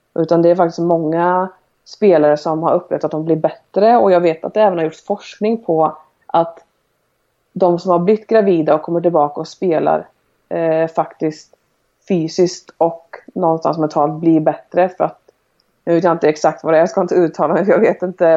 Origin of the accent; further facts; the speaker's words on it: Sweden; moved away; jag har ju tränare som jag har haft hemma i Sverige och genom landslag